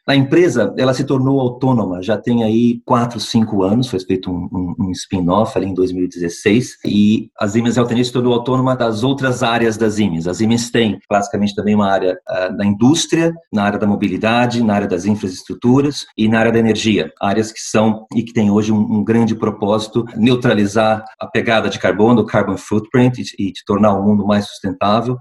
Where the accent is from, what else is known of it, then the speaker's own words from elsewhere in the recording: interior of São Paulo, Brazil; moved away as an adult; also born or lived in Brasília, Brazil / United States / Lisbon, Portugal; now in Porto, Portugal; nasci em Brasília, Brasil, uh, mas cresci no interior de São Paulo